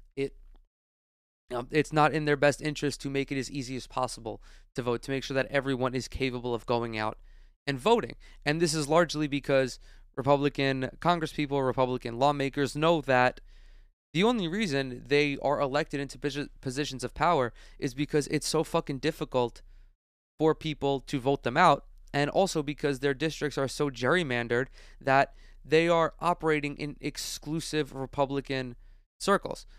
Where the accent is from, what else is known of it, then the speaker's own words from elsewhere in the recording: New York, United States; New York, my home state